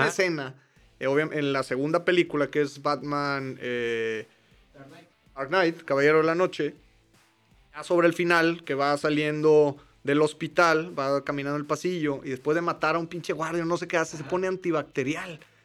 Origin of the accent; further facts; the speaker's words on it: Mexico; somos mexicanos